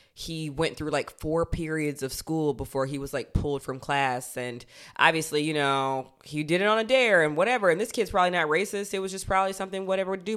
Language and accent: English; Georgia, United States; I'm from Georgia